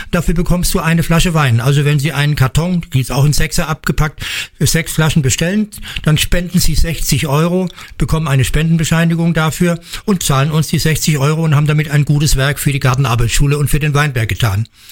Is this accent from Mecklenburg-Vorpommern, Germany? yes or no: no; Bad Kreuznach, Rhineland-Palatinate, Germany; ich komme aus Kreuznach, ich bin kein Berliner